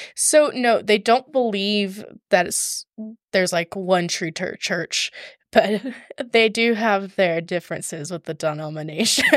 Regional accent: Georgia, United States; also born or lived in Atlanta, Georgia / Rome, Georgia; I was born and raised in Georgia

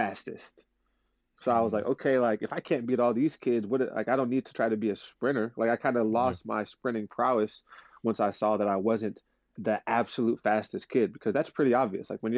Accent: California, United States; growing up in California where it really is a melting pot

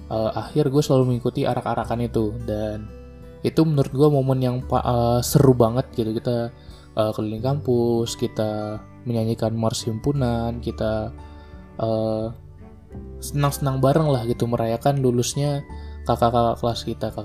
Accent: Medan, North Sumatra, Indonesia; moved away; also born or lived in Bandung; Karena gue juga merantau gitu kan, gue dari Medan ke Bandung, gue merantau menemukan banyak kultur baru, gitu, menemukan banyak orang-orang baru.

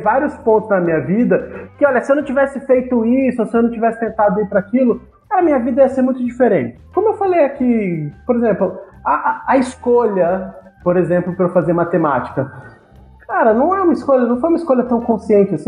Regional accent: Brasília, Federal District, Brazil; moved away as an adult; Eu sou de Brasília

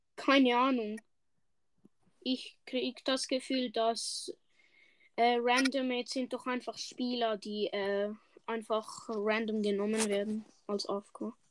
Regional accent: Switzerland; Ich bin eigentlich erst der Schweizer

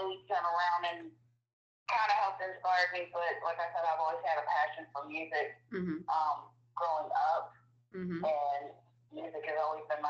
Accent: Michigan, United States; moved away as an adult; now in South Carolina, United States; I'm originally from Michigan, and I moved to South Carolina the end of 91

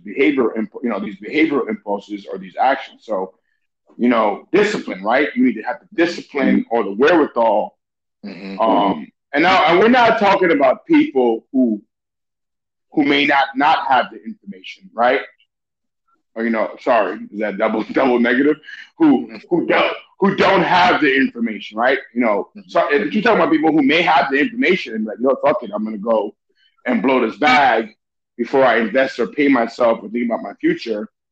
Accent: New York City, New York, United States; also born or lived in Venezuela; I'm an immigrant. You're a first generation. You know, we grew up in New York City

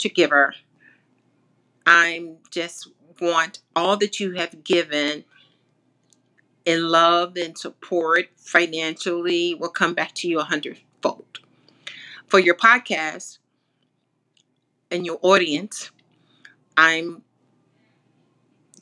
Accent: Chicago, Illinois, United States; I'm from Chicago

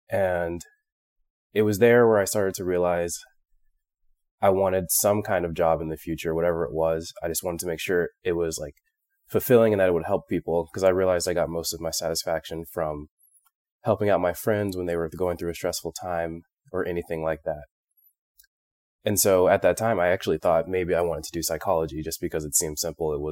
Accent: Phoenix, Arizona, United States; moved away as an adult; I was born in Phoenix, Arizona, and grew up there for the entirety of my life until I started medical school.

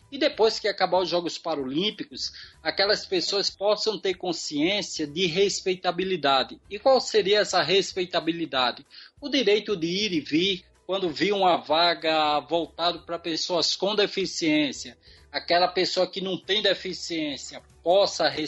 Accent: Brazil; como eu, como um bom brasileiro, sempre otimista, sempre uhum. esperançoso

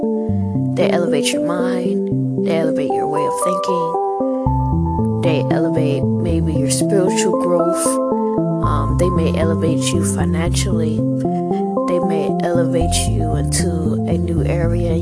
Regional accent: Houston, Texas, United States; I'm an MC from Houston, Texas

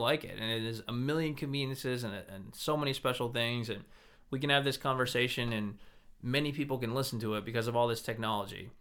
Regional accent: Bangor, Maine, United States; I grew up in Bangor here

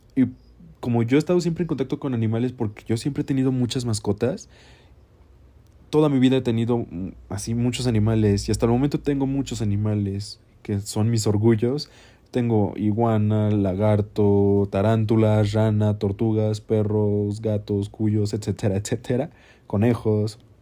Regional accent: Mexico; yo soy un artista mexicano

